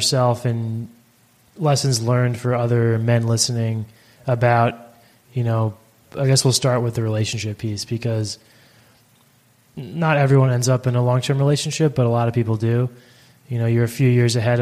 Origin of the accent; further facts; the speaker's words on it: United States; So I'm American